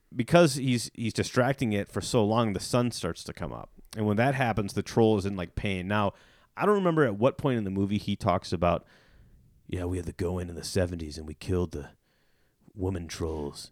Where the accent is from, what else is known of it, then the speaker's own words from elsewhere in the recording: Illinois, United States; I worked in this kinda goofy restaurant where I grew up in Illinois